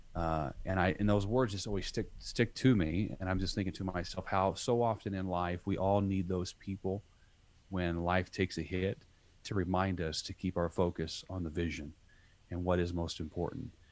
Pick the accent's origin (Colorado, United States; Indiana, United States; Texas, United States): Indiana, United States; southern; I grew up in southern Indiana, uh, country boy